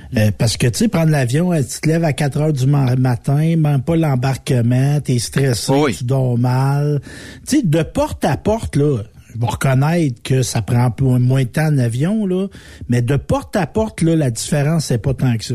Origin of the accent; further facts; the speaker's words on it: Saint-Nord, Quebec, Canada; je viens de Saint-Nord